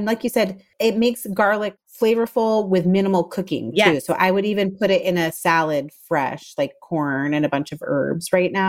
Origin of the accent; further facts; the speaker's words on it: the South, United States; I would not be a good Southerner? Did I even count as a Southerner? If I didn't say also pickled okra.